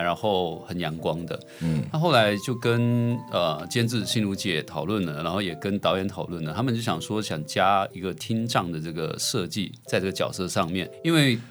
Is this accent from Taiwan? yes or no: no; Malaysia; 我来自马来西亚